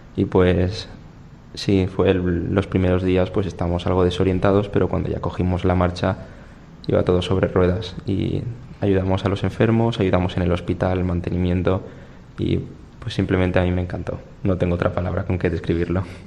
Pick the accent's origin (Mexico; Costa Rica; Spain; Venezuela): Spain; Torrent, Valencian Community; soy de Torrent